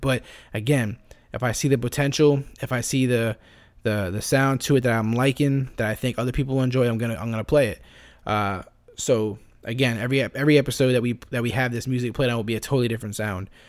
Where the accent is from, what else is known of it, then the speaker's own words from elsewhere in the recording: Florida, United States; I grew up in Florida